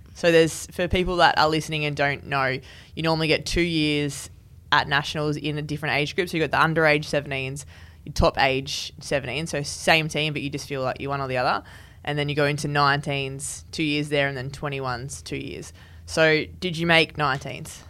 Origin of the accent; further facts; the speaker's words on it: New South Wales, Australia; moved away; also born or lived in Western Australia; I'm from New South Wales, so I know the New South Wales pathway pretty well.